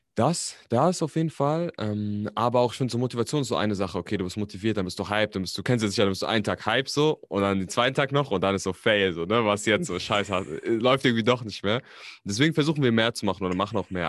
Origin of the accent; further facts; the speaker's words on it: Berlin, Germany; also born or lived in Frankfurt am Main; ich bin tatsächlich nicht gebürtiger Berliner, aber ich bin hier aufgewachsen. Also ich bin Berliner, ich bin aber in Frankfurt am Main geboren.